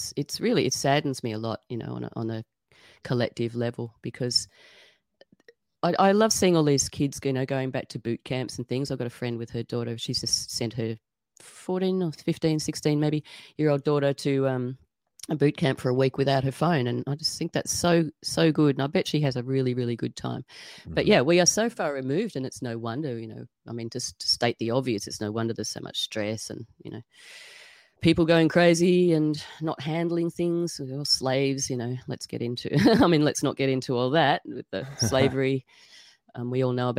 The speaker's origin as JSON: {"language": "English", "town": "Sydney", "region": "New South Wales", "country": "Australia", "tie": "born or raised there", "also_born_or_lived": "Tasmania", "moved": "as an adult", "said": "I grew up in Sydney"}